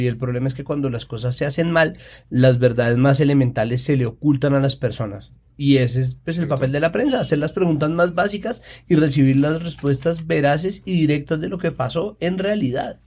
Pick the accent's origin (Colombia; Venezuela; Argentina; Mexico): Colombia; Antioquia; yo como antioqueña